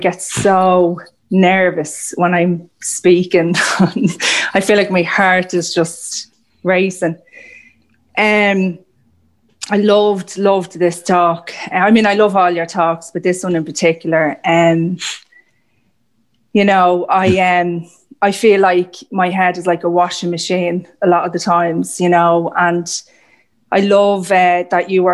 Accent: Ireland; I'm also Irish

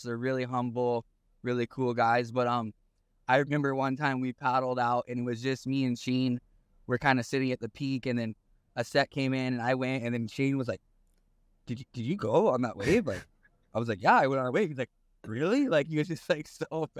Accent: Haiku, Hawaii, United States; also born or lived in Paia, Maui; I was born in Puebla, raised in Haiku, Maui. So my home where I grew up is literally five minutes away from Piahe Jaws

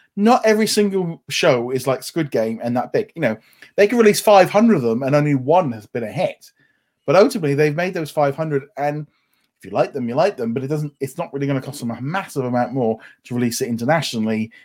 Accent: United Kingdom; obviously being British

